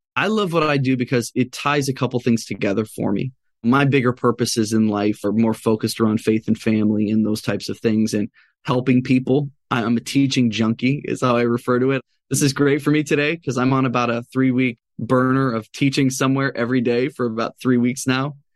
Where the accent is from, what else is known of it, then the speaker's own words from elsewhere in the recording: Chicago, Illinois, United States; I grew up in Chicago, so I'm a diehard Bulls fan.